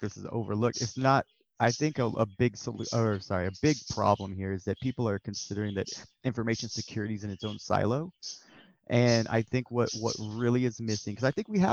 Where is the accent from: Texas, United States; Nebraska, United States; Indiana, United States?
Texas, United States; I'm from Texas, but where I'm from, we don't get a lot of help from the government